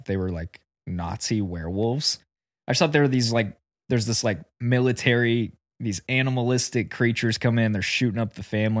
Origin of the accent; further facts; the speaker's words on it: Oklahoma, United States; Yeah, we grew up in Oklahoma, so again.